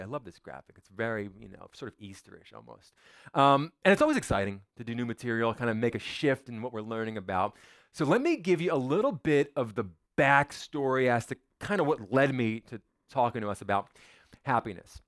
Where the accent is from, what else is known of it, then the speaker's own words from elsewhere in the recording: United States; I was born in America, which means I'm an American